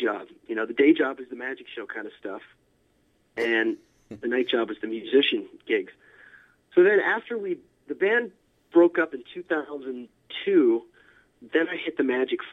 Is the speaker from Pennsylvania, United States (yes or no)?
yes; Altoona, Pennsylvania, United States; I grew up in a small town, Altoona, Pennsylvania, pretty much in the middle of Pennsylvania